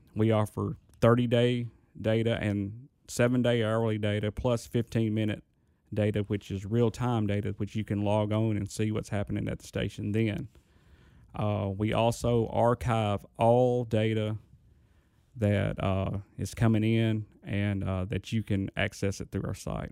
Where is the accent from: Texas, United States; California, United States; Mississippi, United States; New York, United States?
Mississippi, United States; Indianola; I'm from Indianola, Mississippi.